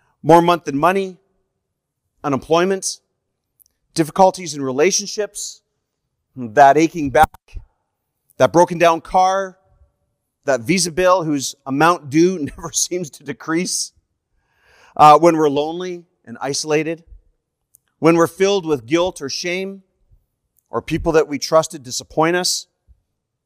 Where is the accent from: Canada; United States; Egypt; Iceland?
Canada; I am a Canadian evangelist